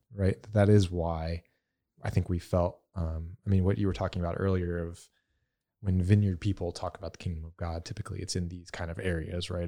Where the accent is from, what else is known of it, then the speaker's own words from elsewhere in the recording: the South, United States; I'm from the South, so I have a lot of that Southern Baptist